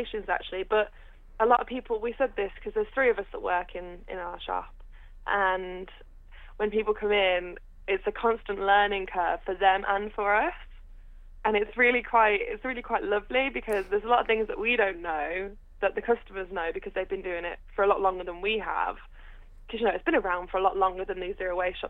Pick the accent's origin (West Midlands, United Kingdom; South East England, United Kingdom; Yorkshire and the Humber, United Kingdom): West Midlands, United Kingdom; Redditch; I'm from Redditch